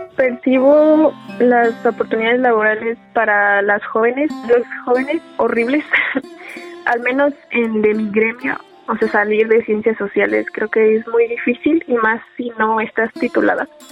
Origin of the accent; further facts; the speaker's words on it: State of Mexico, Mexico; yo soy del Estado